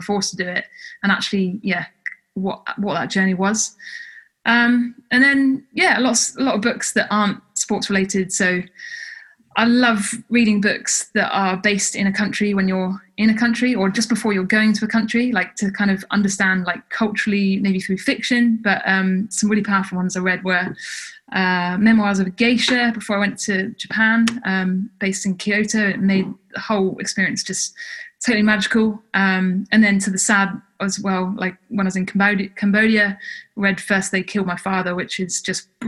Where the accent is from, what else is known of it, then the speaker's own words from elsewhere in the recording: United Kingdom; moved away as an adult; also born or lived in Canada; as a British person